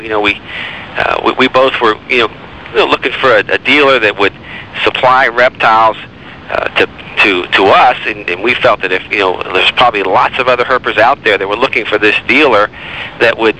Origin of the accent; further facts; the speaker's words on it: Miami, Florida, United States; I was born in Miami. Never have lived outside of Florida